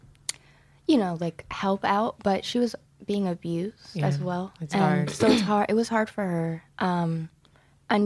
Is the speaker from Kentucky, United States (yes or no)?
yes; Kentucky, United States; I grew up in Kentucky. I went to the University of Kentucky full ride